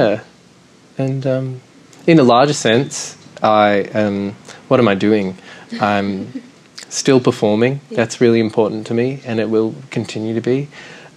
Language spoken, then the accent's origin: English; Perth, Western Australia, Australia; moved away as an adult; now in Sydney, Australia; I'm from Perth, and I moved to Sydney in 2009